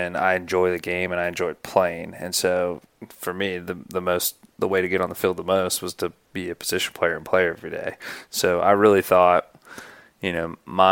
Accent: Greenville, South Carolina, United States; I grew up in Greenville, South Carolina

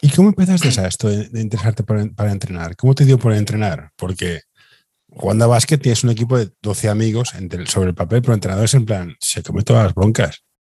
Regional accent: Barcelona, Catalonia, Spain; yo soy, de Horta

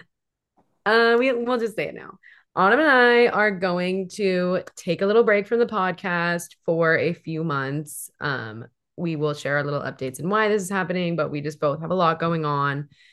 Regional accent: Hawaii, United States; now in Seattle, United States; I grew up in Hawaii.

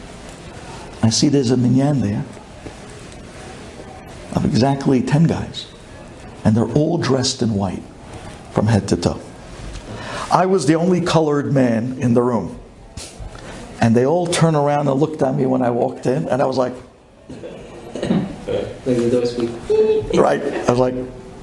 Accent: New York City, New York, United States; I'm from Brooklyn.

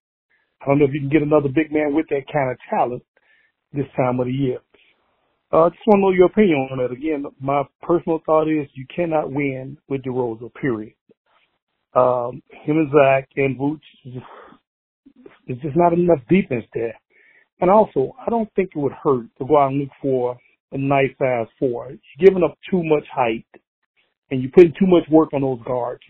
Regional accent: Chicago, Illinois, United States; now in Denver, United States; I was born and raised in Chicago, but I live in Denver now, Denver, Colorado

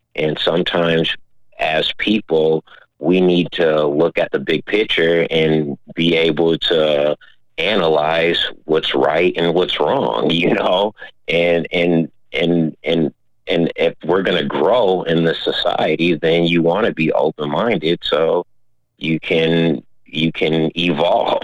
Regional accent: Minneapolis, Minnesota, United States; growing up in South Minneapolis

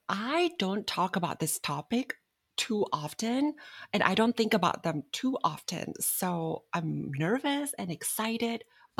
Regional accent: Bangkok, Thailand; Bangkok, Thailand.

